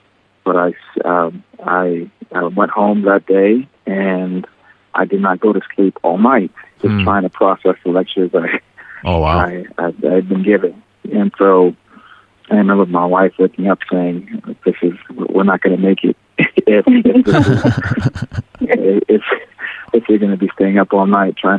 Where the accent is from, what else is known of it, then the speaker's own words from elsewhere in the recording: South Carolina, United States; I got accepted to the Medical University of South Carolina in my home state of South Carolina.